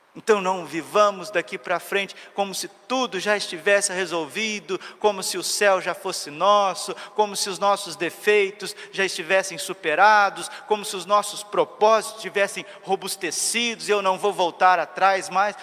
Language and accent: Portuguese; Cuiabá, Mato Grosso, Brazil; Nós que somos aqui de Cuiabá